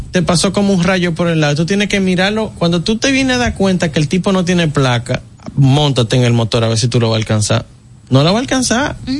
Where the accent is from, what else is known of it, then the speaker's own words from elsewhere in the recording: Dominican Republic; aquí somos dominicanos